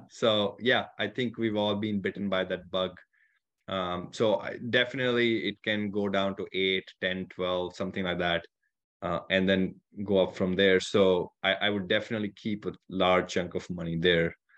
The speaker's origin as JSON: {"language": "English", "country": "India", "tie": "born or raised there", "also_born_or_lived": "California", "moved": "yes", "lives_now": "Michigan, United States", "said": "I grew up in India, far from any ocean"}